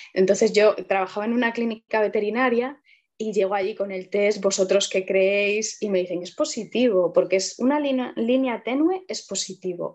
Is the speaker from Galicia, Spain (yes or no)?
yes; Vigo, Galicia, Spain; moved away as an adult; now in Allariz, Spain; yo soy de Vigo, eh, ahora vivo en Ayariz desde hace unos años